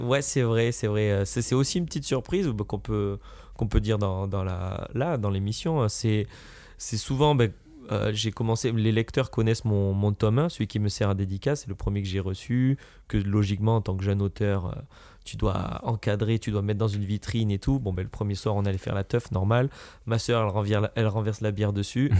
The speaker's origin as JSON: {"language": "French", "country": "France", "said": "Je suis un Français"}